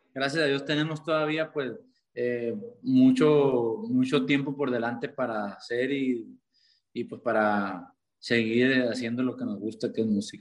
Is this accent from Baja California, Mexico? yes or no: no; Caborca, Sonora, Mexico; soy de Caborca, Sonora.